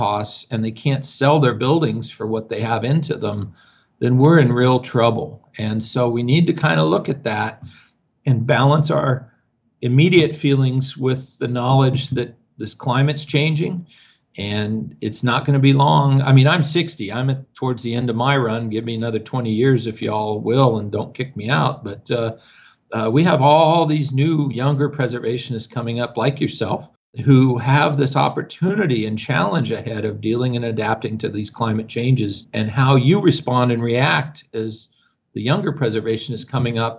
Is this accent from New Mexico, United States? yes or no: yes; Albuquerque, New Mexico, United States; I am from Albuquerque